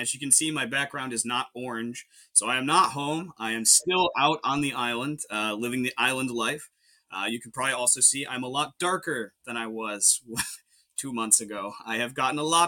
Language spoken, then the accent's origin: English; Grafton, Ohio, United States; also born or lived in Oberlin, Ohio; I am from Grafton, Ohio. Not born there, but I was raised there for most of my life